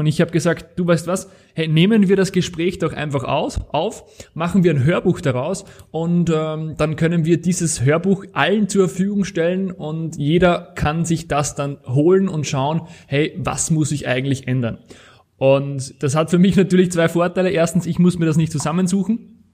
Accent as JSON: {"language": "German", "country": "Austria", "said": "Das Ganze nennt sich Ver Verfahrensverzeichnis bei uns in Österreich."}